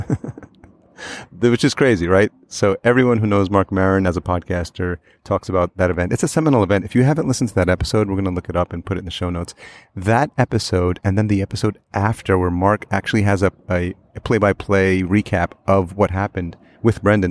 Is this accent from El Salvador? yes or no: yes; El Salvador; we're both from El Salvador